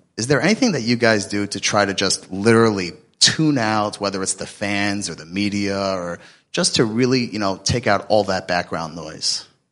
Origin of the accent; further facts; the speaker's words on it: Atlanta, Georgia, United States; I'm from Atlanta